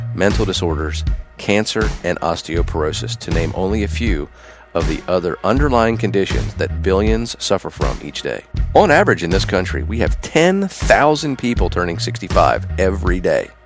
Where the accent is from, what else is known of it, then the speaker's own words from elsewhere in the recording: Pennsylvania, United States; I'm from Pennsylvania, so I'm a Penn Stater